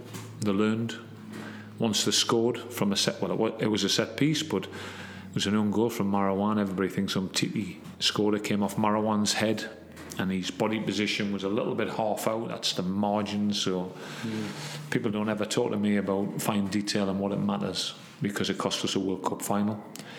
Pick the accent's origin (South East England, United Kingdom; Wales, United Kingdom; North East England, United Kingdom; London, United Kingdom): North East England, United Kingdom; Gateshead; and I'm from Gateshead.